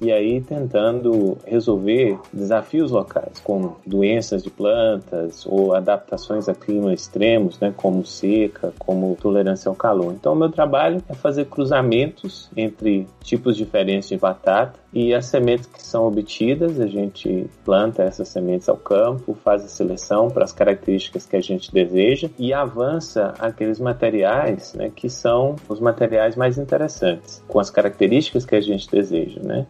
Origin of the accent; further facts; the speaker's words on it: Taiobeiras, Minas Gerais, Brazil; moved away as an adult; also born or lived in Belo Horizonte / Viçosa; now in Nairobi, Kenya; Eu nasci na capital mineira, em Belo Horizonte, e muito cedo fui pro norte de Minas, ainda com um ano de idade, numa cidade que chama Taiobeiras cidadezinha pequena lá no norte de Minas